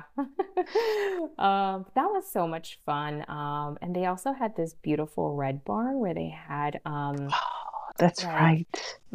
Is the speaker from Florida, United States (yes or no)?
yes; Miami, Florida, United States; now in New York, United States; because I came from Miami, and obviously we don't have that, or at least to that extent, right?